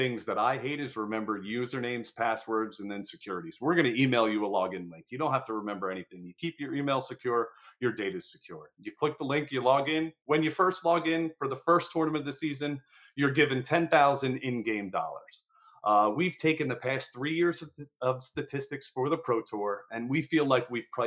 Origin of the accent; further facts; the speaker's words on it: New Jersey, United States; I'm from Jersey